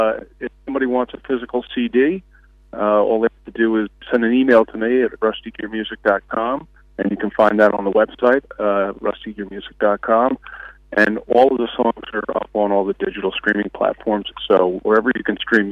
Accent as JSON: {"language": "English", "country": "United States", "tie": "born or raised there", "said": "the town that I grew up in, where I still live now, has changed dramatically."}